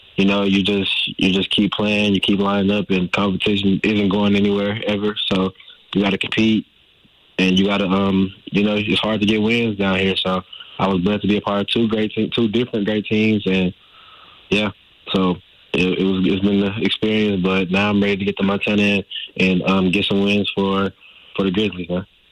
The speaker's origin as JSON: {"language": "English", "town": "Dallas", "region": "Texas", "country": "United States", "moved": "as an adult", "lives_now": "Montana, United States", "said": "I'm from Dallas, man, so we don't get too much snow"}